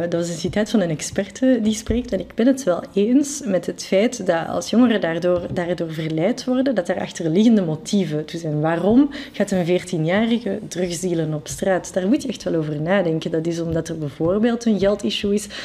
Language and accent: Dutch; Brussels, Brussels-Capital Region, Belgium; first language French; Dutch is a second language; ik, ik, ben Brusselaar. Ik, mhm. identificeer me ook als, als Brusselaar